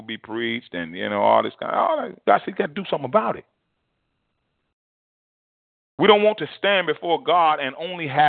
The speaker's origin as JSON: {"language": "English", "country": "United States"}